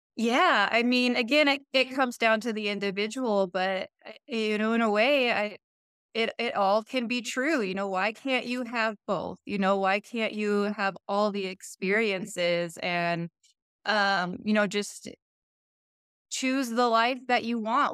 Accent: Montana, United States; after graduation, um, came home to my hometown and kind of stepped into a management role

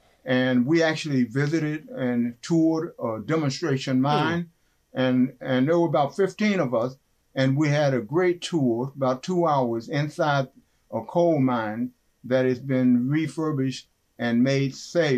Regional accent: West Virginia, United States; growing up in West Virginia, by the way

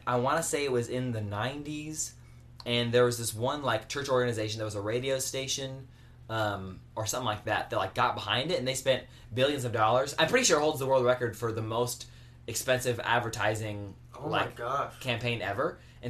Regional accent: California, United States; I'm from California. My blood's basically blue.

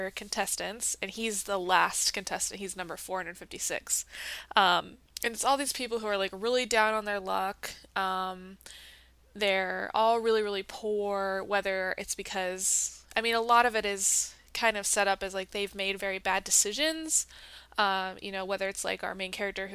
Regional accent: United States; I played that as a child growing up in America.

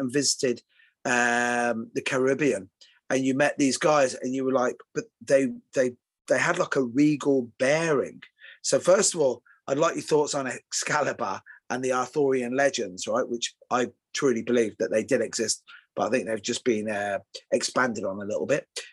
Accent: Ireland; now in England, United Kingdom; I live in England, and you know, hey, I'm Irish

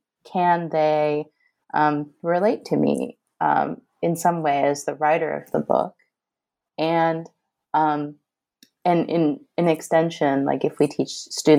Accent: Northeast, United States; I grew up in the Northeast. I don't think I knew anybody with an accent until, you know, graduate school.

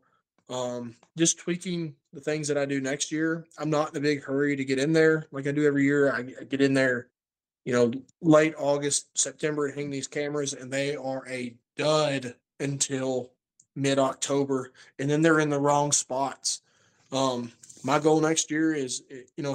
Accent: Kentucky, United States; in my hometown of Kentucky

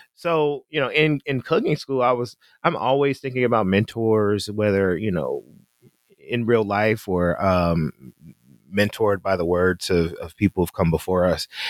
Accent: Memphis, Tennessee, United States; We we're from Memphis

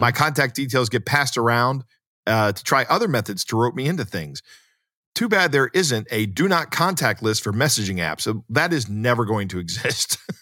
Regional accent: United States; as an American

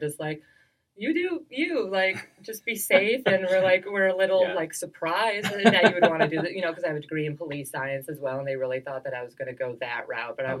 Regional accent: Milwaukee, Wisconsin, United States; I'm originally from Milwaukee, Wisconsin

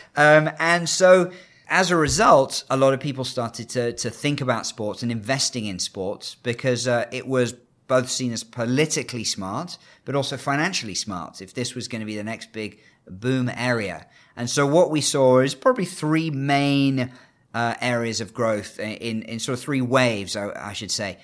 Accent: United Kingdom; now in China; As a Brit who, uh, I'm actually half Canadian

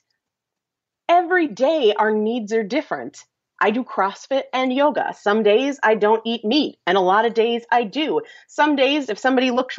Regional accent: New England, United States; I'm from New England

